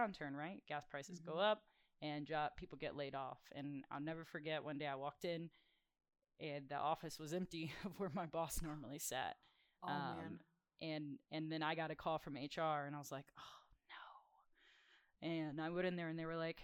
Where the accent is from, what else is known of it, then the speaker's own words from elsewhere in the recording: South Louisiana, United States; I'm from South Louisiana